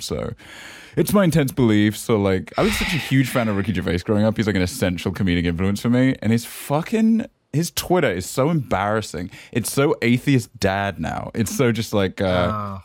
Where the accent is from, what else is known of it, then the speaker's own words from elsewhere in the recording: the Cotswolds, South West England, United Kingdom; moved away; also born or lived in San Francisco; I'm from the Cotswolds. We don't articulate any consonants.